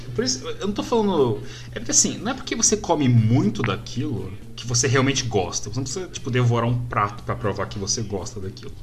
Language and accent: Portuguese; Paraná, Brazil; Eu sou paranaense